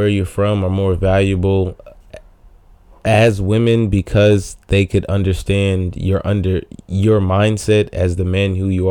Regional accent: Nigeria; as me being a Nigerian, would understand my way of thinking a little bit more

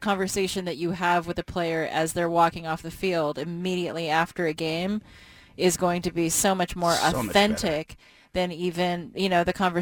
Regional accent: Portland, Oregon, United States; born or raised there; moved away

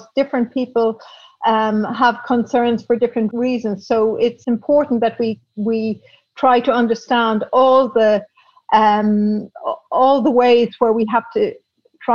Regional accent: Dublin, Leinster, Ireland; moved away as an adult; also born or lived in Belgium / Prague / London; now in Amsterdam, Netherlands; I was brought up in Dublin in the 1960s

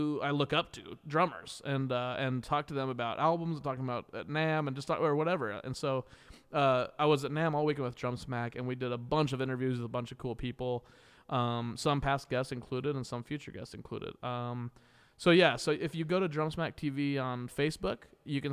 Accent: Kansas, United States; I'm from Kansas, making me a Jayhawker

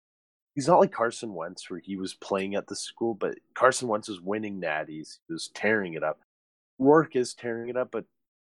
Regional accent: Canada; being a Canadian, anything.

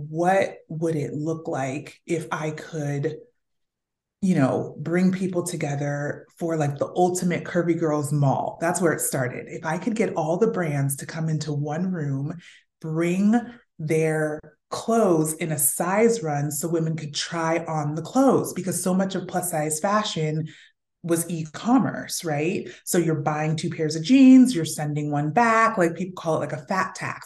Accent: Fresno, California, United States; moved away; also born or lived in New York City; I grew up in Fresno, California

